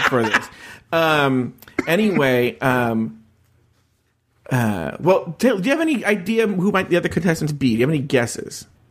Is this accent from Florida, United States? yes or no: no; Los Angeles, California, United States; I'm a podcaster from Los Angeles, California